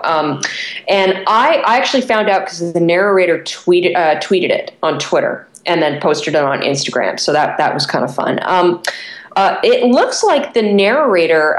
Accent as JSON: {"language": "English", "country": "Canada", "said": "I'm a Canadian"}